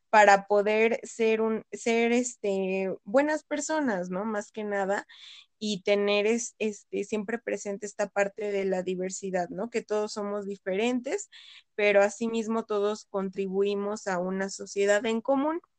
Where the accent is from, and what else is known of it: Mexico